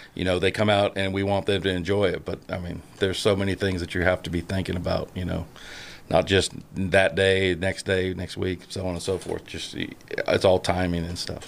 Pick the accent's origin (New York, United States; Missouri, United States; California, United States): California, United States; Northern; moved away; I was born and raised in Northern California